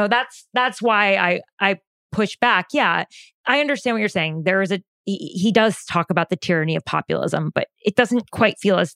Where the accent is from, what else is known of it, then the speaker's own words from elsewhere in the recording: New Jersey, United States; we're both from New Jersey